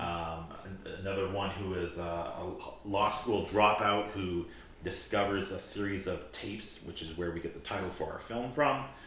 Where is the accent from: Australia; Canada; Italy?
Canada; Saskatoon, Saskatchewan; growing up in Saskatoon, we had the sanatorium here